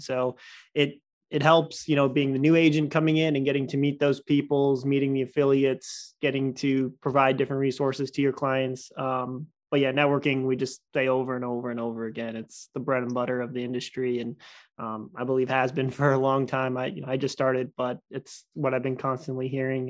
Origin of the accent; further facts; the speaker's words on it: Stafford, Virginia, United States; I grew up in Stafford my whole life